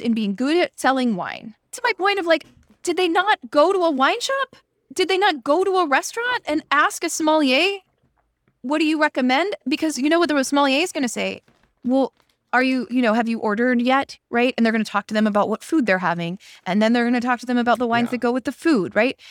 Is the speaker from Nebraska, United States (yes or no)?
no; Pittsburgh, Pennsylvania, United States; moved away as an adult; also born or lived in Iowa / Washington, District of Columbia, United States; I grew up in Pittsburgh where it rains all the time